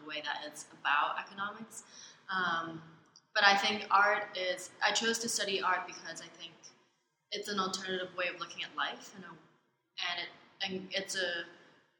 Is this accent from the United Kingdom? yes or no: no; Hong Kong; moved away as an adult; also born or lived in Canada; now in New York, United States; I was born in Canada. Okay. But I was raised in Hong Kong.